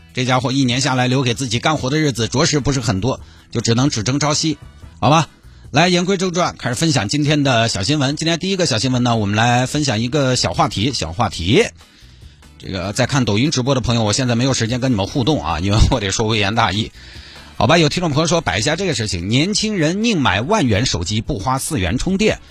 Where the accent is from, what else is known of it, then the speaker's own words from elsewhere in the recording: Santai, Sichuan, China; now in Chengdu, China; 我们老家三台